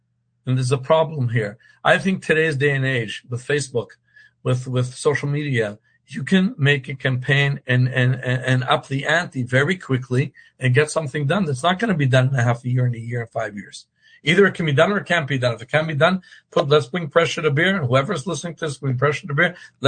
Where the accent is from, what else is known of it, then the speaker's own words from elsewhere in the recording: Boston, Massachusetts, United States; moved away; I'm from Boston.